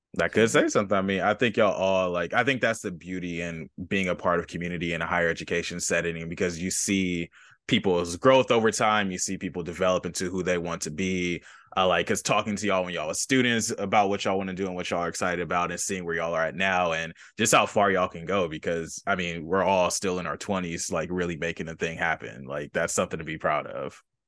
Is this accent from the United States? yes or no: yes; Los Angeles, California, United States; I grew up near Jesse Owens Park off of, like, Century and Western